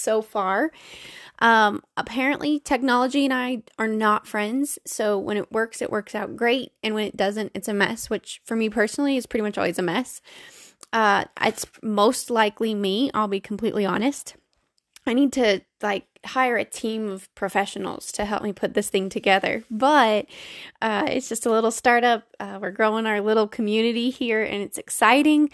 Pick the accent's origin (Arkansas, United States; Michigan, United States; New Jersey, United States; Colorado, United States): Colorado, United States; born or raised there